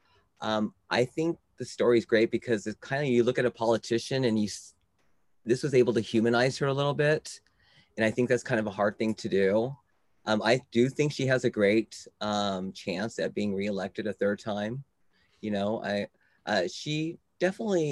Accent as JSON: {"language": "English", "town": "Tulare", "region": "California", "country": "United States", "tie": "born or raised there", "also_born_or_lived": "Yosemite National Park / Bay Area", "moved": "yes", "said": "I was born and raised in Tulare"}